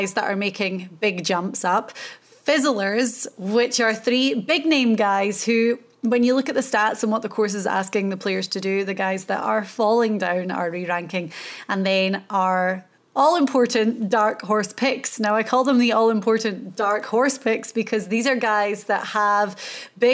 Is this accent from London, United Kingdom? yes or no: no; Scotland, United Kingdom; I'm Scottish. So I was very happy for our small little country.